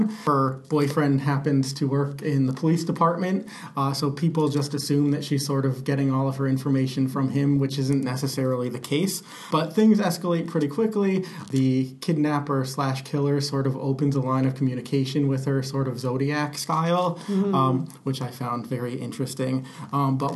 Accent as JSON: {"language": "English", "town": "Portland", "region": "Connecticut", "country": "United States", "tie": "born or raised there", "said": "It's my hometown"}